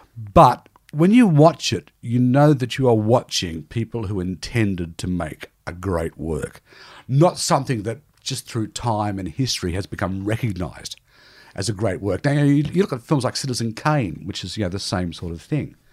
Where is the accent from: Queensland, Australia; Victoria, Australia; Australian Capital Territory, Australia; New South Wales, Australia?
New South Wales, Australia; Newcastle; born or raised there; moved away